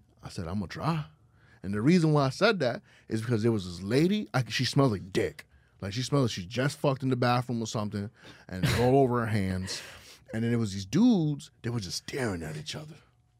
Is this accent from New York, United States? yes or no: yes; New York City, New York, United States; I grew up in Harlem. I know how to be broke. I know how to be poor.